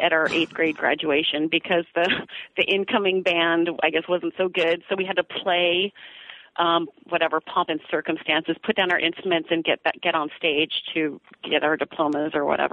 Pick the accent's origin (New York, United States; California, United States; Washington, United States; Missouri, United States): California, United States; Bay Area, Northern; I'm from Northern California in the Bay Area. And I grew up in a suburban home